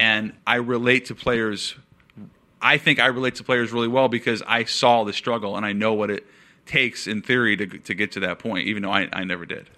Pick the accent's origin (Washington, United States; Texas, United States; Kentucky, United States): Washington, United States; Seattle; I'm from Seattle